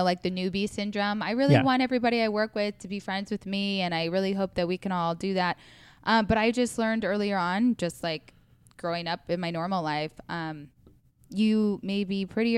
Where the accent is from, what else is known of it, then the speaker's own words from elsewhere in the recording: Council Bluffs, Iowa, United States; also born or lived in Omaha, Nebraska; now in Los Angeles, United States; I am born and raised in Iowa, Council Bluffs, Iowa, Omaha, Nebraska. They're like river cities.